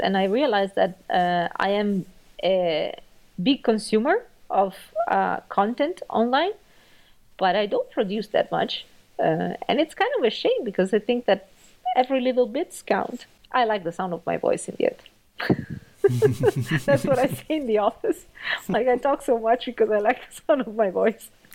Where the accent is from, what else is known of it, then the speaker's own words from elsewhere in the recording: Italy; moved away as an adult; now in Germany; I'm actually from Italy. I moved to Germany uh, in 2013 to see what I can do about my career